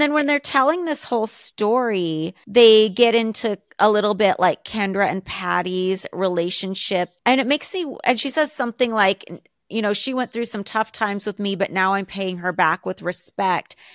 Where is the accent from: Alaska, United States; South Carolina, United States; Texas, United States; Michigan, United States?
Alaska, United States; moved away; I grew up in Alaska.